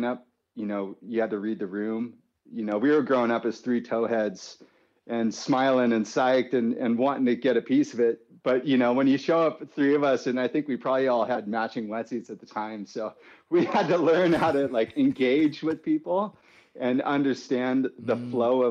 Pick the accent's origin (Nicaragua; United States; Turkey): United States; San Clemente, California; also born or lived in Capistrano Beach; we grew up in San Clemente. Well, Kapa Beach originally.